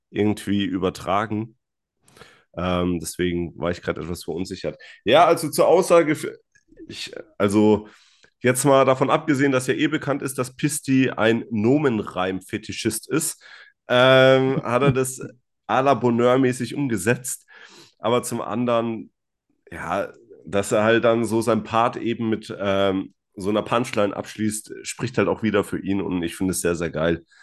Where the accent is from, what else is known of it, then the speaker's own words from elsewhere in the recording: Greece; Ja, also ich bin ein Grieche